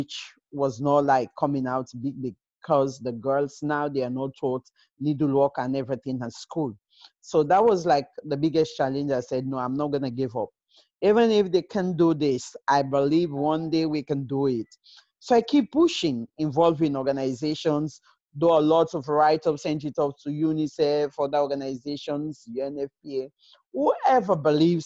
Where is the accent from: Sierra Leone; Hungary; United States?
Sierra Leone; moved away as an adult; also born or lived in United Kingdom; born and raised in Sierra Leone, just lucky to be in the UK for years now